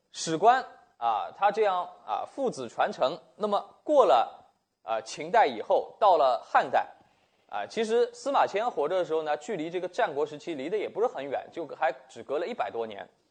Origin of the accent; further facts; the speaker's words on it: China; 我们中国人